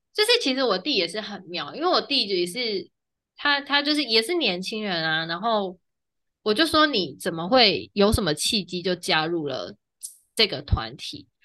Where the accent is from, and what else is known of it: Taiwan